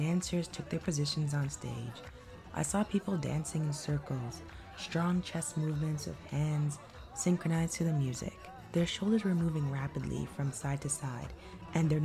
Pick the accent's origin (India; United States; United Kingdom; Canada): Canada; Toronto, Ontario; growing up near Greenwood and Danforth